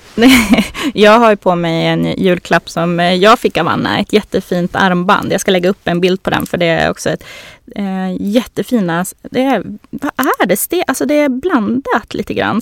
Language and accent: Swedish; Norrland, Sweden; accent: Norrland dialect; moved away; jag är ju uppifrån eh, Norrland men eh, man kanske hör det på min dialekt